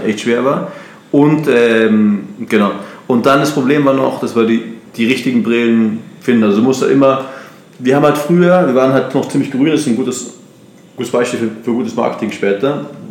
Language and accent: German; Munich, Bavaria, Germany; moved away as an adult; also born or lived in Brazil / United States / Austria; now in Barcelona, Spain; ich komme aus, aus München